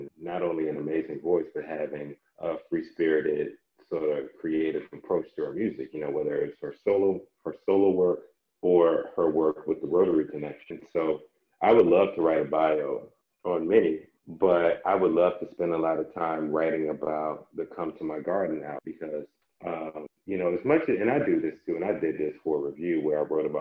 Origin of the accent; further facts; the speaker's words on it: Landover, Maryland, United States; I was such a Landover, Sweet Pleasant kid